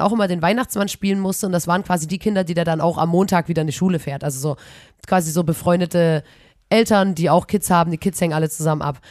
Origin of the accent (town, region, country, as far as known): Chemnitz, Saxony, Germany; accent: Chemnitz dialect